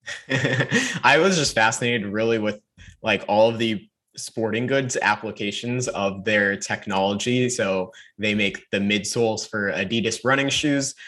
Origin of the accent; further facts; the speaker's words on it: North Carolina, United States; I'm from North Carolina.